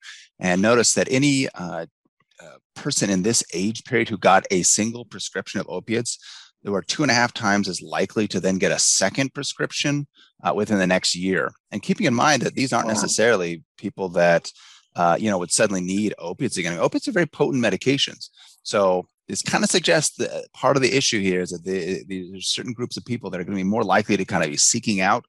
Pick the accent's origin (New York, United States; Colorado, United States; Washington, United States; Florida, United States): Washington, United States; Spokane; I grew up in Spokane